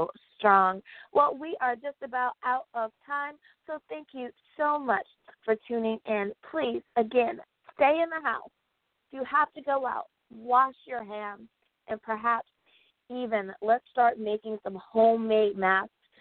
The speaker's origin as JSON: {"language": "English", "country": "United States", "said": "my home country. That is the United States"}